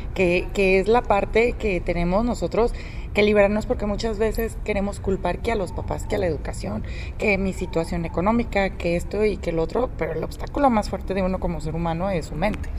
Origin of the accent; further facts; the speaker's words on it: Mexico; nosotros como mexicanos